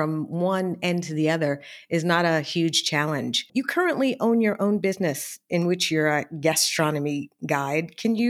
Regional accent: Philadelphia, Pennsylvania, United States; moved away as an adult; now in Paris, France; Like you, I'm from the United States, but I'm not exactly sure where you're from. I'm from Philadelphia.

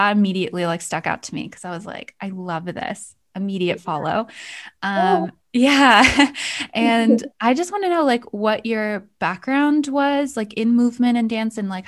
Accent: United States; also born or lived in Connecticut / New York; now in Iceland; I grew up in Connecticut and New York, so New England

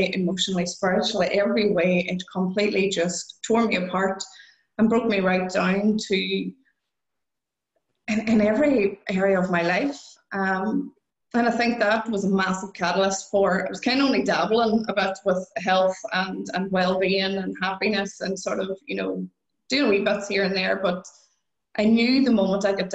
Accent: Ireland; I'm Irish

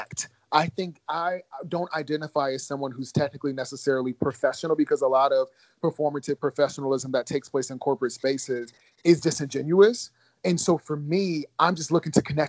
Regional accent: Ohio, United States; moved away as an adult; also born or lived in Georgia; I also went to school in Georgia, even though I grew up in Ohio

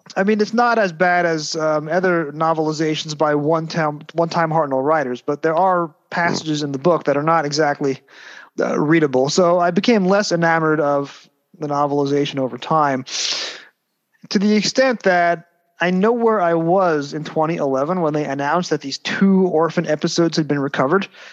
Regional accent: United States; growing up in the States

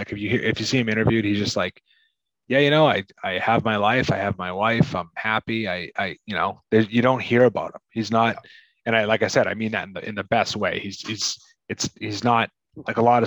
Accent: United States; growing up in America

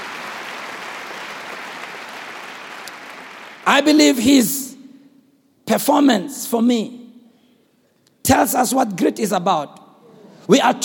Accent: South Africa; I'm South African enough and have traveled enough in our country, and I come from township enough

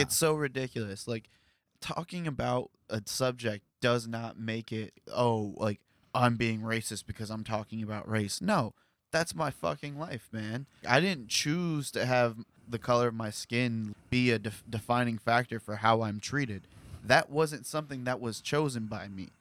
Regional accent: Columbus, Ohio, United States; this is where I grew up

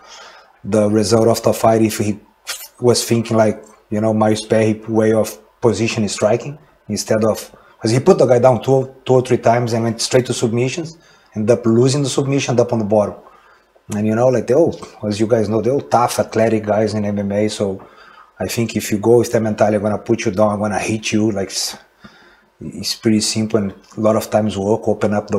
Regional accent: South Region, Brazil; moved away; I was from South

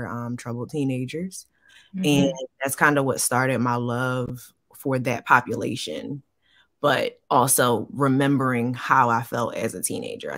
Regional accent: Philadelphia, Pennsylvania, United States; moved away as an adult; now in Georgia, United States; originally, I'm actually from Philadelphia. I moved to Georgia. It'll be 7 years in August.

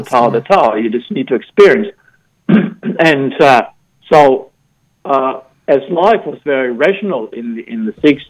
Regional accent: Germany; moved away; I grew up in Germany

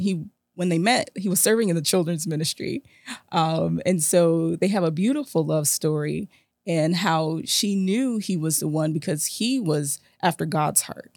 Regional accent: South Florida, United States; South Florida is my hometown

